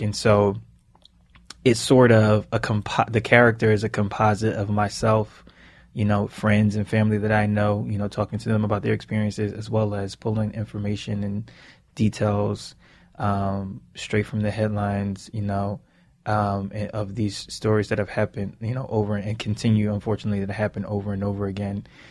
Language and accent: English; Philadelphia, Pennsylvania, United States; growing up in Philly and growing up in the inner city